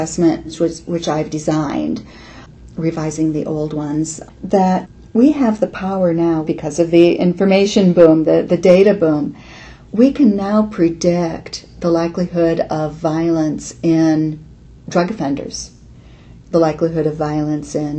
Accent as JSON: {"language": "English", "region": "Illinois", "country": "United States", "tie": "born or raised there", "moved": "yes", "lives_now": "Iowa, United States", "said": "I grew up in Illinois."}